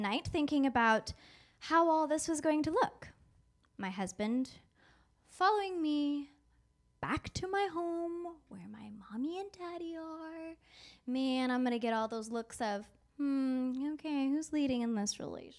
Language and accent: English; South Region, Brazil; moved away; going back to my home country